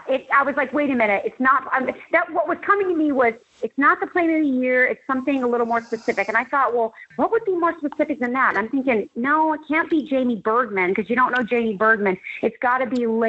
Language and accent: English; Scottsdale, Arizona, United States; I grew up in Scottsdale, Arizona